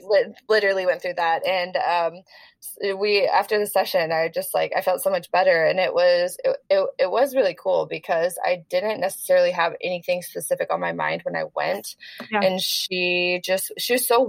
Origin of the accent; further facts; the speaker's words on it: Texarkana, Texas, United States; moved away; I literally went to my hometown to hang out with my dad, and we live in a small town, Texarkana, Texas